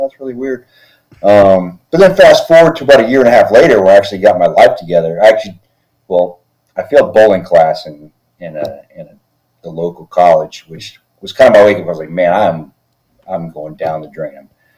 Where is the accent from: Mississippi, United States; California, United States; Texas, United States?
Texas, United States; also born or lived in Philippines; So I grew up in the Air Force, and grew up in Texas for the most part. I mean, I was born in the Philippines, but I claim Texas as my home because that's where I spent the majority of my young life.